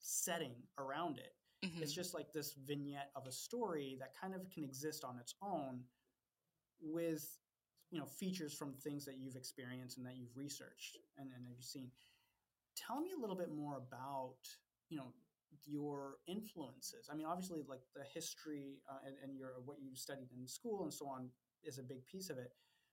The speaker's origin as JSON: {"language": "English", "country": "Ethiopia", "tie": "born or raised there", "moved": "yes", "said": "I don't come from the United States. You know, my parents are Indian. I grew up in Ethiopia"}